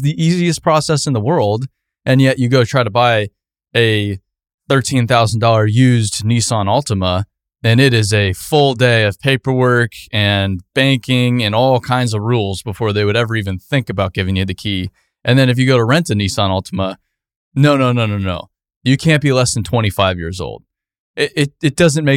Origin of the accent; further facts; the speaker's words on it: Arizona, United States; I grew up in Arizona